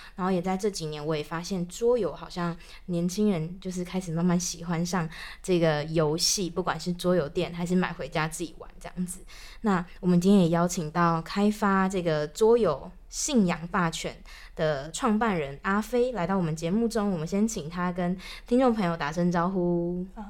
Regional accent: Taichung, Taiwan; moved away as an adult; now in Taipei, Taiwan; 我不是台北人，然后嗯。我是从台中，我是台中人，然后来台北工作之后

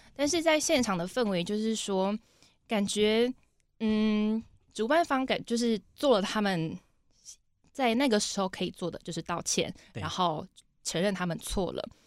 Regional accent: Taitung, Taitung County, Taiwan; 我是来自普悠马，南王部落的

